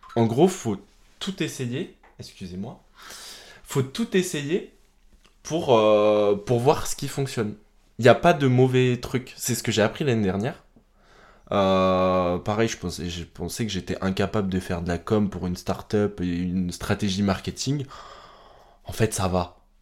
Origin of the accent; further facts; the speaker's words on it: France; chez nous en France